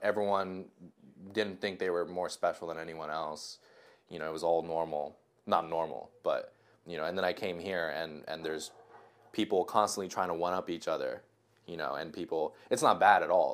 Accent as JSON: {"language": "English", "country": "Japan", "moved": "yes", "said": "I'm from Japan. Uh, I just moved here."}